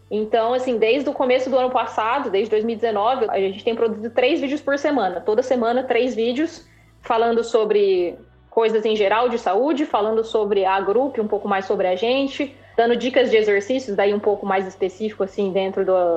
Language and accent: Portuguese; Maringá, Paraná, Brazil; Sou do interior do Paraná, cidade chamada Maringá